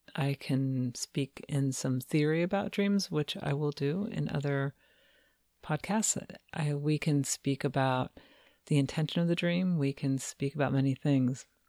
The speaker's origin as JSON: {"language": "English", "town": "Cincinnati", "region": "Ohio", "country": "United States", "tie": "born or raised there", "said": "I grew up in Cincinnati"}